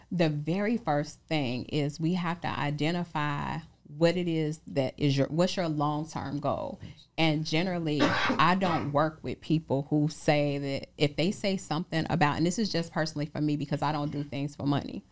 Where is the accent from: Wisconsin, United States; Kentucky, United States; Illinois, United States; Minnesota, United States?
Illinois, United States; Chicago; I'm from Chicago